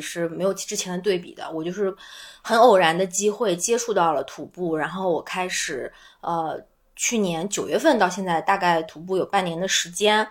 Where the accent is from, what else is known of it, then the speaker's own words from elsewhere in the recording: northern China, China; 我跟老柴都是北方人